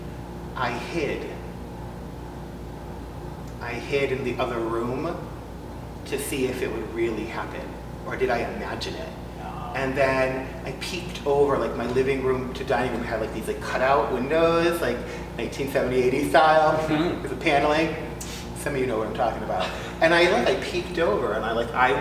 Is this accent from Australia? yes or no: no; Massachusetts, United States; I grew up in Massachusetts